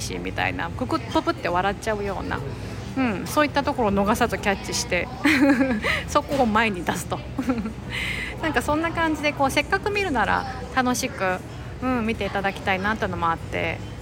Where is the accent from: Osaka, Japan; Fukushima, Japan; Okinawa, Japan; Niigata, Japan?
Osaka, Japan; 私は結構大阪出身ってこともあって